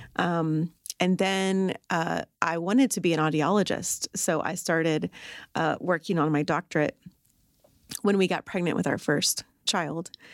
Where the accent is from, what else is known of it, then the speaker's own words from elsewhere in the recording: Arlington, United States; I'm from Arlington.